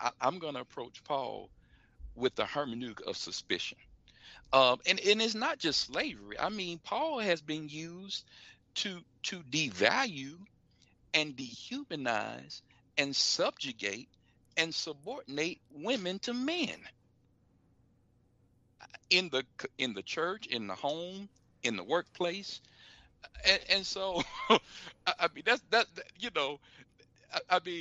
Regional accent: Florida, United States; I'm from the state of Florida. In my home state

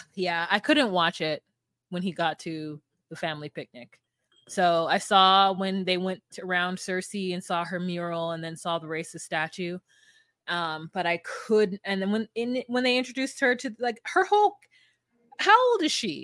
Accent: United States; me being an American

